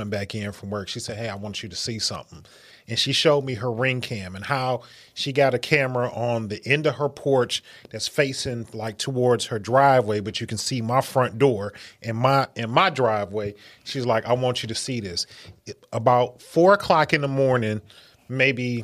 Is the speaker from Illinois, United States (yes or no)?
no; Detroit, Michigan, United States; we are from Detroit, and when you live here, you understand Detroit is a relatively dangerous place